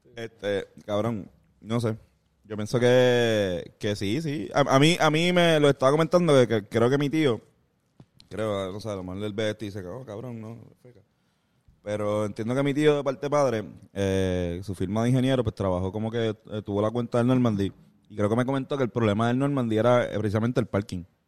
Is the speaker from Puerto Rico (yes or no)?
yes; San Juan, Puerto Rico; nosotros somos de Río Piedra